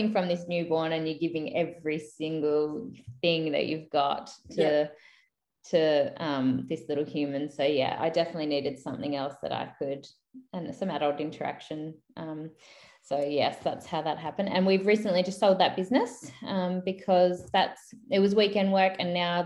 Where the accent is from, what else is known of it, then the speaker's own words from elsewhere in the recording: Queensland, Australia; moved away as an adult; now in Mount Gambier, Australia; I grew up in Queensland. When I moved here, I was 18.